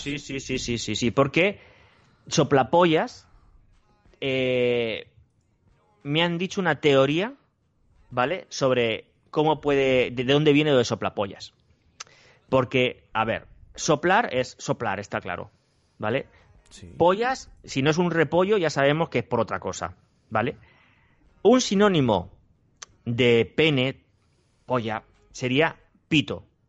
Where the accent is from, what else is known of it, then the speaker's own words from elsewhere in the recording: Spain; los españoles